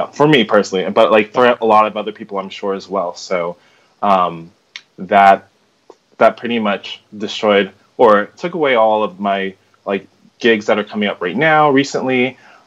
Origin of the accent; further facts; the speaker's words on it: California, United States; moved away as an adult; now in Somerville, United States; I'm from California, but I came to the Boston area or Somerville area for my grad studies at Boston Conservatory